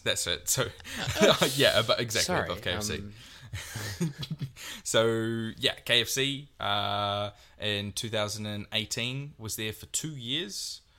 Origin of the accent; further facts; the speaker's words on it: Te Awamutu, Waikato, New Zealand; So I grew up in Te Aumuru in Puniu Road. And then when I was about 5 or 6, we moved into another place.